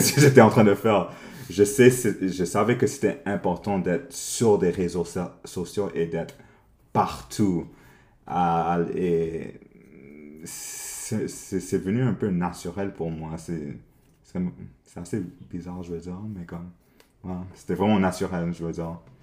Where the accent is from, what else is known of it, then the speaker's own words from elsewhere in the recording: Montreal, Quebec, Canada; Non, je suis né ici à Montréal. Alors, ouais, j'ai, grandi ici à Montréal.